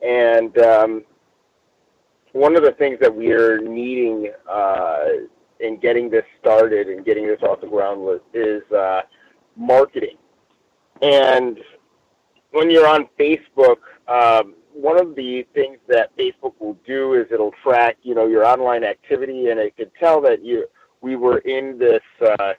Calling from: Long Beach, California, United States; I'm calling in from Long Beach, California this evening.

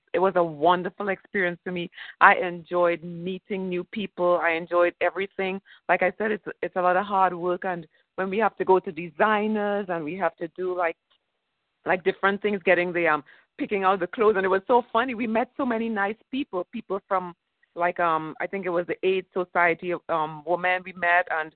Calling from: Florida, United States; I'm calling in from Florida.

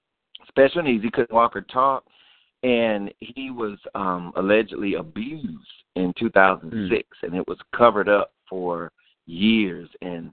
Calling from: Atlanta, Georgia, United States; Calling from Atlanta

